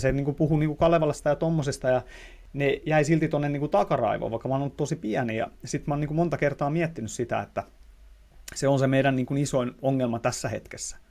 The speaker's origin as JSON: {"language": "Finnish", "town": "Tampere", "region": "Pirkanmaa", "country": "Finland", "accent": "Tampere dialect", "said": "mä puhun niin kuin Tampereen murretta."}